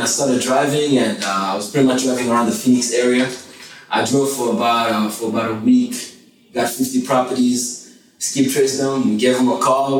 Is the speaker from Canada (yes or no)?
no; DR Congo; born there; moved away; also born or lived in Johannesburg, South Africa; I was born in the Congo, and then my dad sent me over to Johannesburg to get a little bit better education.